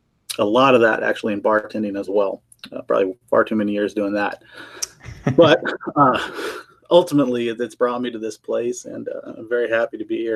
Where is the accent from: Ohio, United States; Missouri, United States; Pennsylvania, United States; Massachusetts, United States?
Missouri, United States; Missouri Ozarks, United States; moved away as an adult; also born or lived in Colorado; now in Phoenix, United States; I grew up in Missouri, but my roots down as an adult here in Phoenix, Arizona, and I don't really want to say that for sure because I don't plan on staying in Phoenix.